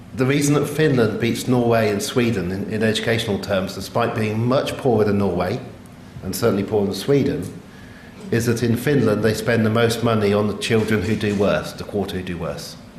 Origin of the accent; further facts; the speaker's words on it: England, United Kingdom; I'm English